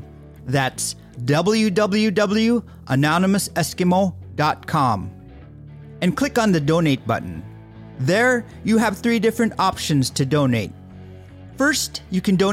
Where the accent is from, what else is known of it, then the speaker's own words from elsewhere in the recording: Bethel, Alaska, United States; from Bethel